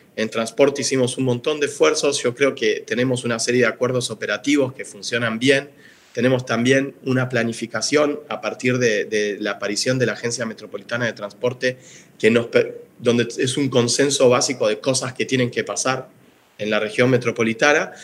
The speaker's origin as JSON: {"language": "Spanish", "region": "Buenos Aires", "country": "Argentina", "said": "como porteños que somos"}